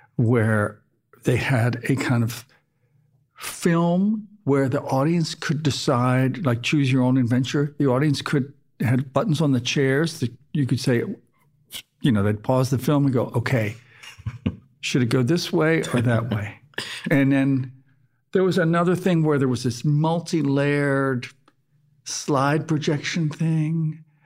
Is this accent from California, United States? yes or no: no; Baltimore, Maryland, United States; also born or lived in Scotland / Canada; I did most of my growing up in suburban Baltimore